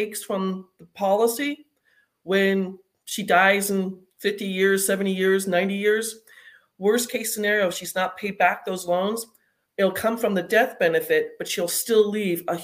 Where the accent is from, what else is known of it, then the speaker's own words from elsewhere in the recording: Arizona, United States; moved away as an adult; now in North Carolina, United States; I was originally from Arizona. I just moved to North Carolina in the last few weeks